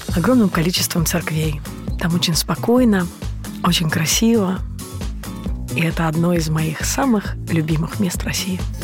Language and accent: Russian; Mogilev Region, Belarus; moved away as an adult; now in Saint Petersburg, Russia; Я родом из Белоруссии, а жизнь меня привела в Петербург